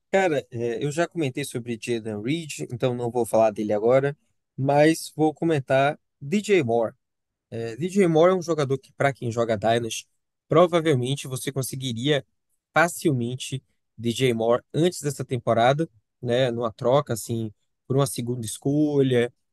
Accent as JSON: {"language": "Portuguese", "town": "Salvador", "region": "Bahia", "country": "Brazil", "said": "eu, como baiano soteropolitano"}